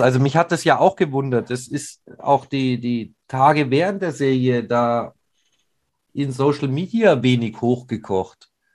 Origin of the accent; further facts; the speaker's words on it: Munich, Bavaria, Germany; Ich hatte tatsächlich auch als Münchner Gänsehaut